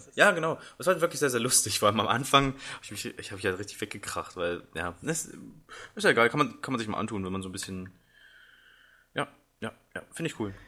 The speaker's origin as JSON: {"language": "German", "town": "Braunschweig", "region": "Lower Saxony", "country": "Germany", "said": "ich komm halt aus Braunschweig"}